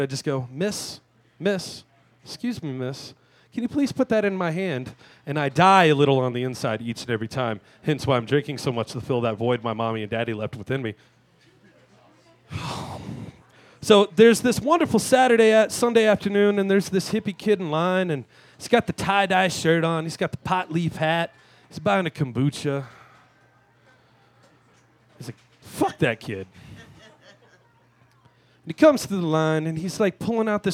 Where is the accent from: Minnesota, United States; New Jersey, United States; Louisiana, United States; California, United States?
Louisiana, United States; I grew up in Louisiana